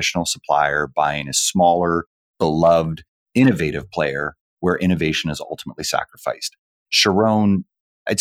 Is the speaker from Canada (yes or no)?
yes; Canada; the Canadian that's on the call right now